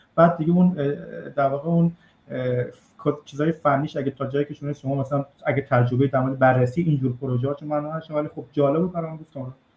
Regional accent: Iran; now in Italy; من بیرون از ایران هستم

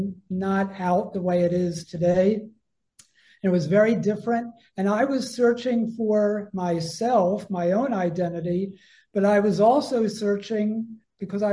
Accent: Harrisburg, Pennsylvania, United States; moved away as an adult; also born or lived in Philadelphia; I was born in Philadelphia, but I didn't grow up there. I grew up in a little town called Harrisburg

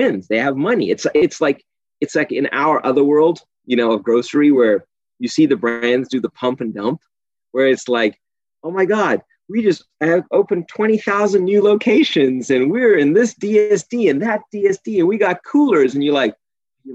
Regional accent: South Africa; moved away; I'm from South Africa

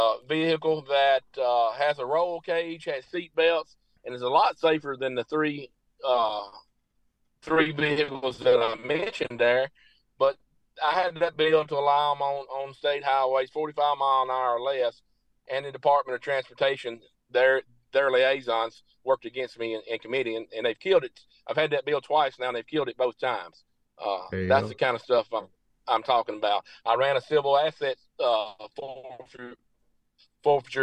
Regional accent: Marshall County, Tennessee, United States; Marshall County being my hometown

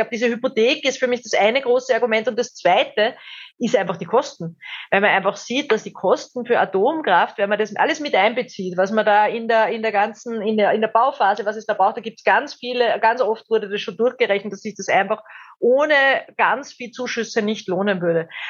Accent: Austria; Österreich hat ja in manchen Themen, muss man echt sagen, haben wir uns als haben wir uns den Status des gallischen Dorfs behalte

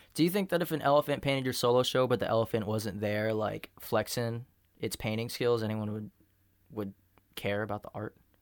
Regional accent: United States; I grew up an American, too. I've never even been a Mexican

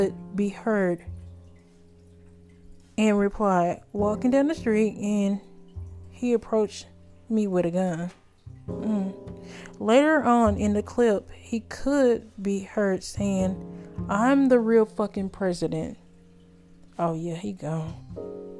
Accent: United States; I'm not from no tribe. I'm an American

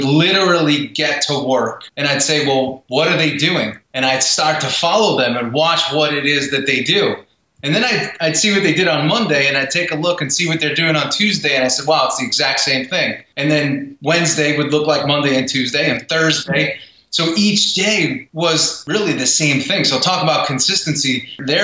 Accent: New York, United States; I'm from New York

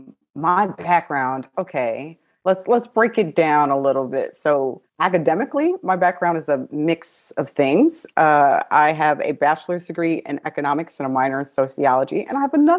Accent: Chicago, Illinois, United States; also born or lived in Haiti; I was born in Haiti and came to the States. Oh, I was about 2.5 years old and then grew up on the north suburbs of Chicago

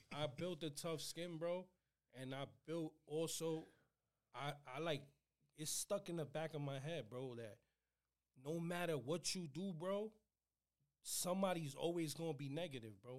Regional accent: New York City, New York, United States; that's my house where I grew up. 2558 Marion Ave.

